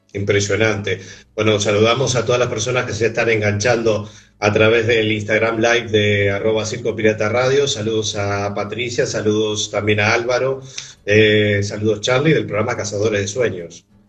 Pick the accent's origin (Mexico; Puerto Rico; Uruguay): Uruguay; Montevideo; yo soy de Montevideo